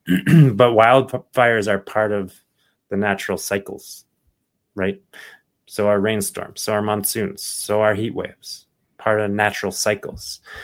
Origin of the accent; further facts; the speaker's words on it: Phoenix, Arizona, United States; I grew up in Phoenix, Arizona